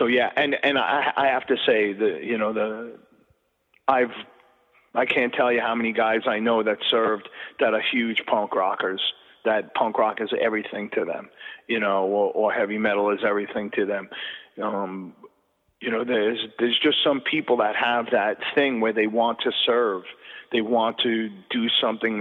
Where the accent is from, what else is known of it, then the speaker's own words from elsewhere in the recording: Long Island, New York, United States; also born or lived in Queens, New York; I was only in Queens as a little guy and moved out to Long Island. So I really kind of grew up in a kind of a cultural blank spot